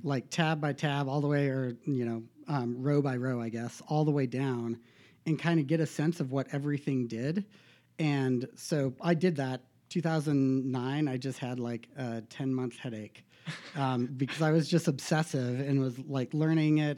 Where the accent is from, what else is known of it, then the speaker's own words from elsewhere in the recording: Bozeman, Montana, United States; I was born in Bozeman